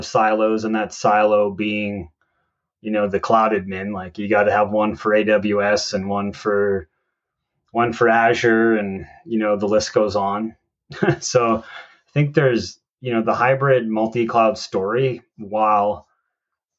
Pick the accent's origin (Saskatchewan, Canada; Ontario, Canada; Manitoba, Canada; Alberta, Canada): Alberta, Canada; Calgary; I always tell people I'm from Calgary